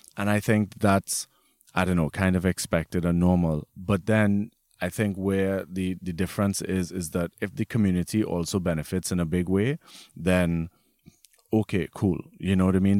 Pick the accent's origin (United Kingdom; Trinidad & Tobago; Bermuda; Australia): Trinidad & Tobago; moved away as an adult; now in Germany; I grew up in Trinidad my whole life